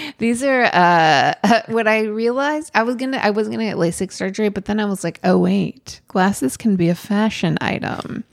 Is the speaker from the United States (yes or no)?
yes; Oregon, United States; I, I'm from Oregon